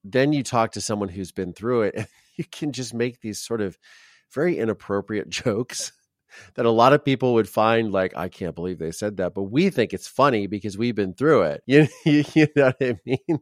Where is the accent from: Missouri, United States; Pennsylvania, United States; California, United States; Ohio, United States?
Ohio, United States; I grew up in Ohio